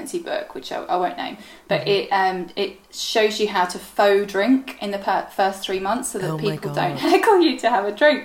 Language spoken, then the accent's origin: English; Ireland; moved away; This was in Ireland, and, you know, I'm originally Irish, and it is a very drink-centric culture